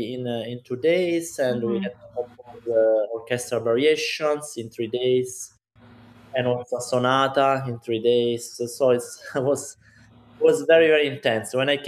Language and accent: English; Rome, Lazio, Italy; English is a second language; moved away as an adult; now in New York, United States; And I was born in Rome, and I was studying in Rome, so I'm a truly Roman.